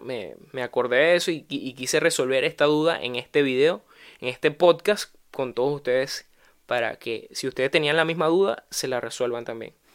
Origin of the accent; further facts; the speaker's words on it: Venezuela; moved away; en mi propio país